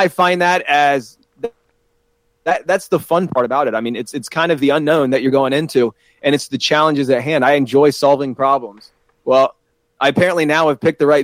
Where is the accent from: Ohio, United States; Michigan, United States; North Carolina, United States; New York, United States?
Ohio, United States; Columbus; moved away as an adult; also born or lived in South Carolina; now in Pittsburgh, United States; originally I'm from Columbus, Ohio